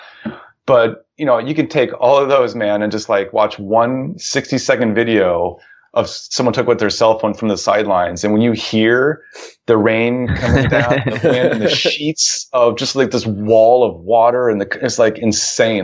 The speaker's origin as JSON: {"language": "English", "region": "Ohio", "country": "United States", "tie": "born or raised there", "said": "the town where I grew up in Ohio"}